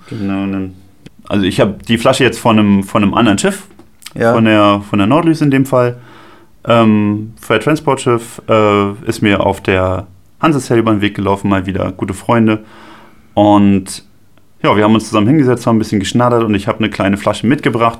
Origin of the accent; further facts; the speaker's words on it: Strausberg, Brandenburg, Germany; Bei uns zu Hause, in meinem, in meinem Heimatort. Ja. In Strausberg